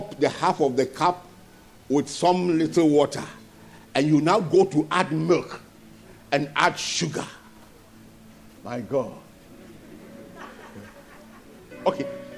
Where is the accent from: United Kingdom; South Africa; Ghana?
Ghana; moved away as an adult; also born or lived in Nigeria; I'm also a Ghanaian.